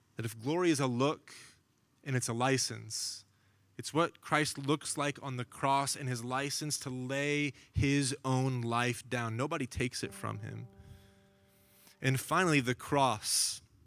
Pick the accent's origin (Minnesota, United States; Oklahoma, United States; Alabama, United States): Oklahoma, United States; now in Los Angeles, United States; growing up in Oklahoma, I, I got to spend some time with my grandpa